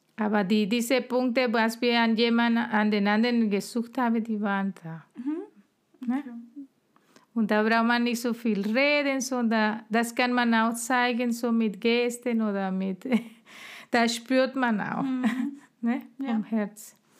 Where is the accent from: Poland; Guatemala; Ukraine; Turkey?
Guatemala; first language Spanish; German is a second language; moved away as an adult; now in Germany; von meinem Land oder mein, meine Heimat